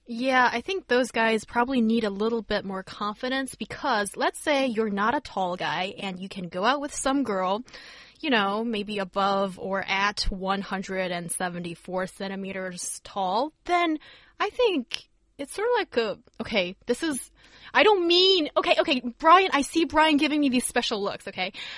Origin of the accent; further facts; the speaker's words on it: Beijing, China; as a northerner and growing growing up in Beijing